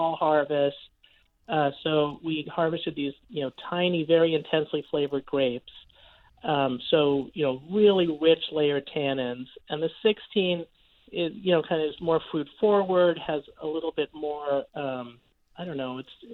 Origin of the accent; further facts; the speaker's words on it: New York City, New York, United States; I grew up in New York City